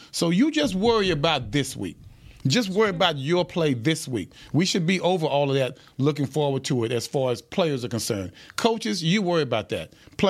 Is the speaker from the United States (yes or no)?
yes; Dallas, Texas, United States; I'm from Dallas.